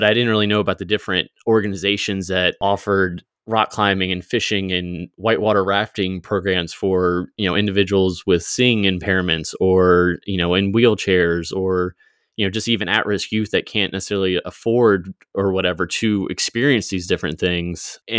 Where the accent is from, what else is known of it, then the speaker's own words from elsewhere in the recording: Virginia, United States; now in Springfield, United States; So I grew up in Virginia, currently in Springfield, Missouri area right now.